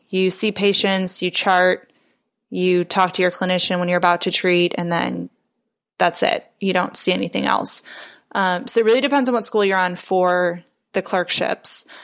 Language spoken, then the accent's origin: English; Chicago, Illinois, United States; moved away as an adult; also born or lived in Aurora, Illinois / Portland, Oregon; now in Indianapolis, United States; I'm originally from the Chicago area